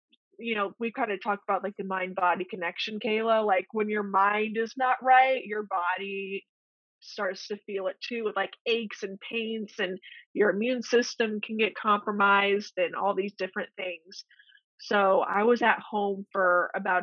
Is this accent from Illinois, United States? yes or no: yes; Illinois, United States; moved away as an adult; also born or lived in Omaha, Nebraska; I'm from Illinois originally